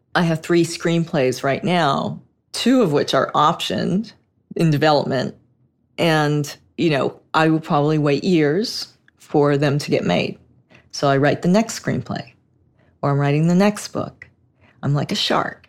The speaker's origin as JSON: {"language": "English", "town": "Los Angeles", "region": "California", "country": "United States", "tie": "born or raised there", "said": "I'm a native. I grew up in Hollywood"}